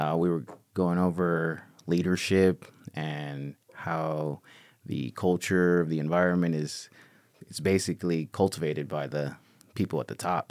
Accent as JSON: {"language": "English", "town": "Los Angeles", "region": "California", "country": "United States", "tie": "born or raised there", "also_born_or_lived": "Mexico", "said": "born and raised out here"}